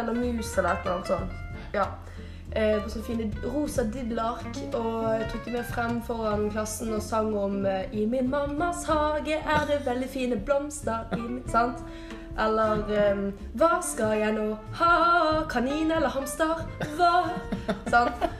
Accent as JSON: {"language": "Norwegian", "town": "Bergen", "region": "Vestland", "country": "Norway", "said": "Jeg er fra Bergen"}